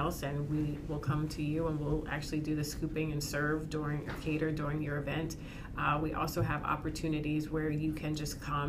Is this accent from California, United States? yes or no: no; Berks County, Pennsylvania, United States; we grew up in Berks County